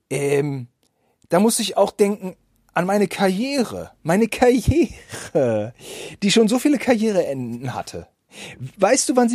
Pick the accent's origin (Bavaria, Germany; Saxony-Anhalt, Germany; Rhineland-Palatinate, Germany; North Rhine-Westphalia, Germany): North Rhine-Westphalia, Germany; wir kommen aus Bielefeld-Gütersloh. Wir hatten auch damals die Oetker-Entführung natürlich miterlebt und mit unserer Oma nachgespielt